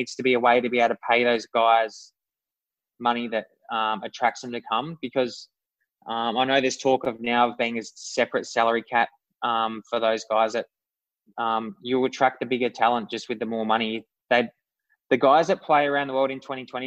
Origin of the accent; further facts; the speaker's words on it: Australia; I'm Australian